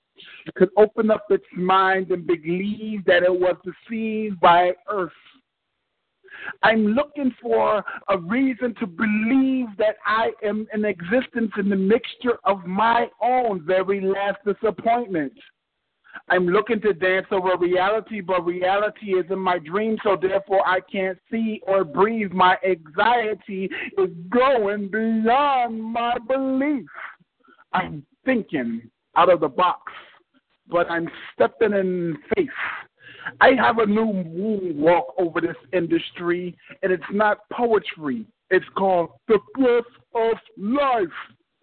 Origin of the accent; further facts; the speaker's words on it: New Jersey, United States; I'm from New Jersey.